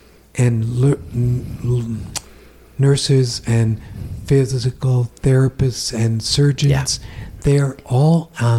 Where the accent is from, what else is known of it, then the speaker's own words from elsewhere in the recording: Rochester, Minnesota, United States; also born or lived in Fort Dodge, Iowa; We moved to Rochester, Minnesota when I was 7.